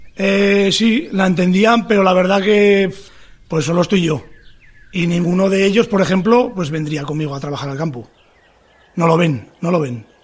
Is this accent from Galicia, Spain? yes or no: no; Tudela, Navarre, Spain; de Tudela, Navarra, agricultor